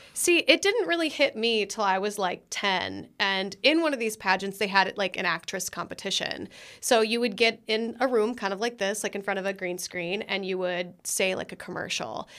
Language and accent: English; Minnesota, United States; moved away; also born or lived in Florida / Los Angeles; born and raised in Minnesota